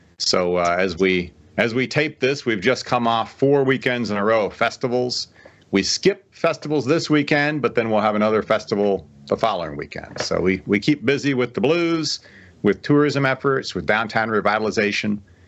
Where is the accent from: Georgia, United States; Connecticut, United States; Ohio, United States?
Ohio, United States; Dayton; moved away as an adult; also born or lived in St. Louis, Missouri; now in Clarksdale, United States; I grew up in Dayton, Ohio, stumbled into advertising after college, ultimately ended up in St. Louis in, February 1995.